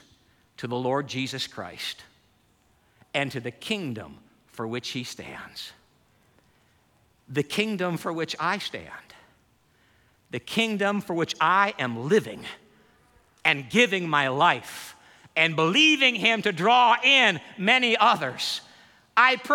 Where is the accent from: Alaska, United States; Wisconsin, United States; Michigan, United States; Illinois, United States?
Michigan, United States; Holland; I grew up in Holland, Michigan